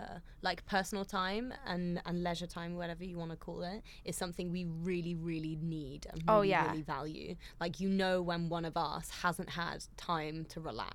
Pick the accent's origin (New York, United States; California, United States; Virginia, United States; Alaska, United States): California, United States; also born or lived in Malmö, Sweden; I'm from California and Sweden.